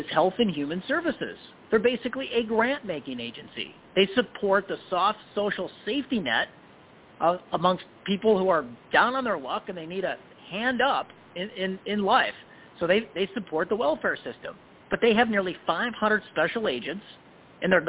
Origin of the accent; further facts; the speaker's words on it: Illinois, United States; I'm from Illinois.